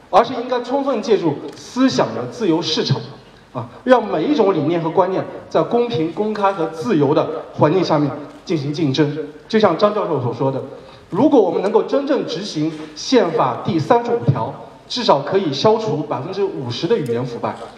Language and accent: Chinese; China; 我是出生在三线城